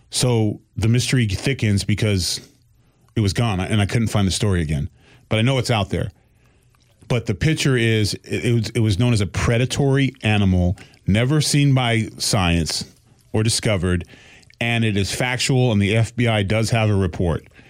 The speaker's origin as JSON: {"language": "English", "town": "Boston", "region": "Massachusetts", "country": "United States", "said": "I'm still from Boston"}